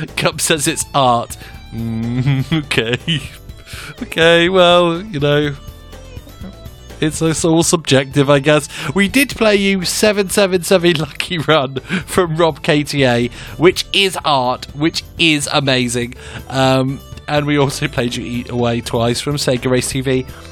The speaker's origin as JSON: {"language": "English", "region": "England", "country": "United Kingdom", "said": "Or as I'm English, I can also pronounce it Le Mans 24."}